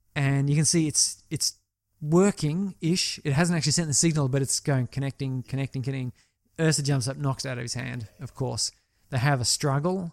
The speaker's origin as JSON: {"language": "English", "country": "Australia"}